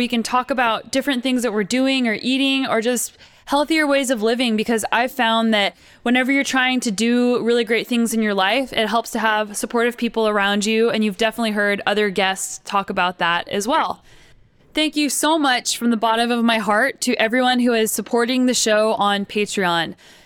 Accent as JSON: {"language": "English", "region": "New Mexico", "country": "United States", "tie": "born or raised there", "also_born_or_lived": "Boulder, Colorado", "moved": "yes", "lives_now": "Canada", "said": "I grew up in New Mexico, and I lived in Boulder, Colorado"}